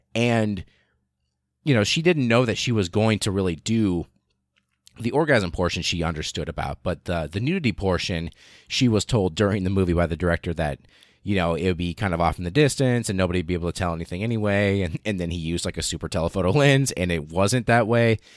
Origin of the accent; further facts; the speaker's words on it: the middle of the United States, Midwest, United States; almost literally in the middle of the United States, and I was born and raised here. I am American